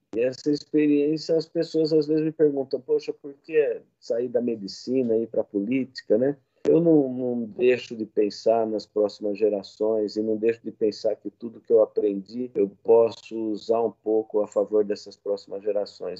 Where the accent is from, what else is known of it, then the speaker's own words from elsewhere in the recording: Jaú, São Paulo, Brazil; moved away as an adult; also born or lived in Botucatu / Porteirão, Goiás; now in Campinas, Brazil; eu sou nascido em Jaú, interior de São Paulo